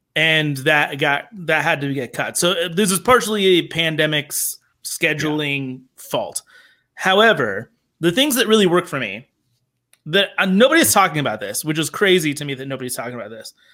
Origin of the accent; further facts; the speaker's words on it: Denver, Colorado, United States; I grew up in Denver